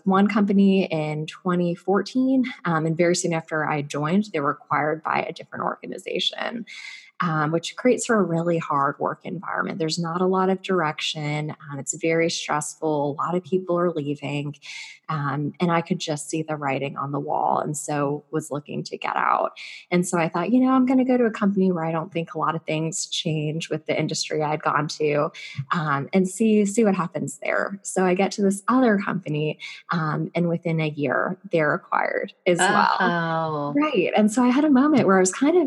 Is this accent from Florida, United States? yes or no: yes; Naples, Florida, United States; moved away as an adult; also born or lived in Northeast United States; I grew up actually down in Florida, down in sunny Florida on the West Coast in a small town called Naples